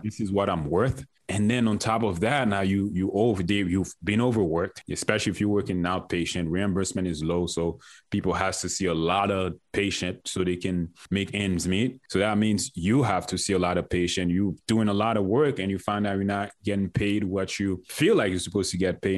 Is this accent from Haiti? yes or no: yes; Haiti; moved away; I'm from Haiti